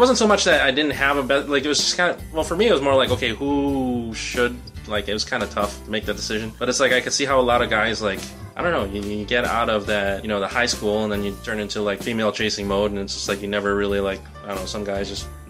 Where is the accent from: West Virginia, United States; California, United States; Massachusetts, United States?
California, United States; Berkeley; And my best friend growing up in Berkeley.